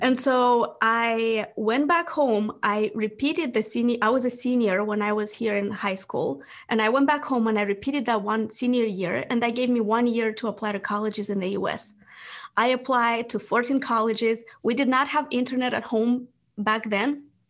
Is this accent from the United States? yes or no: no; Moldova; English is a second language; moved away; I was born in Moldova